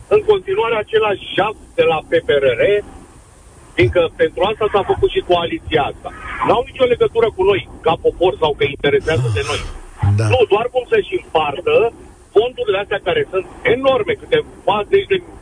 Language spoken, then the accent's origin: Romanian; Bucharest, Romania; sunt bucureștean